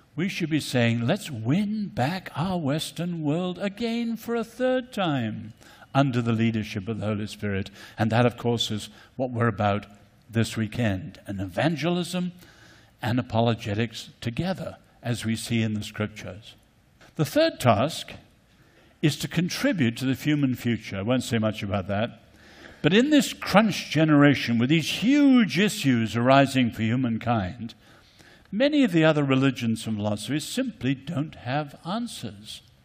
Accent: Ireland; also born or lived in China; coming from Ireland

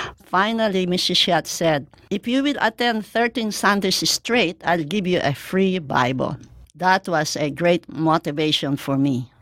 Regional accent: Mandaluyong, Metro Manila, Philippines; moved away; also born or lived in Hawaii; my hometown in Mandaluyong Rizal, Philippines

